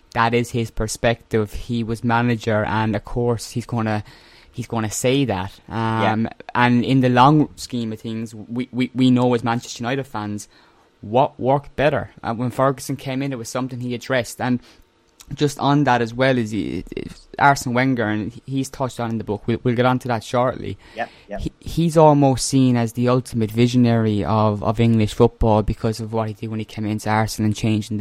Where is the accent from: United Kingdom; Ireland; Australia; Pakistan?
Ireland; accent: Irish; my Irish accent